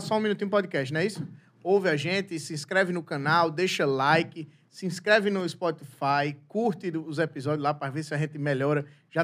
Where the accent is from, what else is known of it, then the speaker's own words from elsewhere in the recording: Rio Grande do Sul, Brazil; Eu sou gaúcho